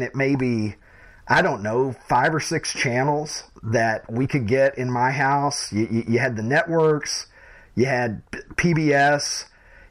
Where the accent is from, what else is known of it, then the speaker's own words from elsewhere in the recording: Kentucky, United States; now in Chicago, United States; I grew up in Kentucky